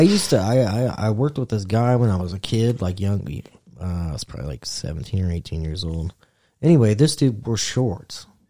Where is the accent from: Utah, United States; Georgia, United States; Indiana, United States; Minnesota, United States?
Indiana, United States; we're from Indiana.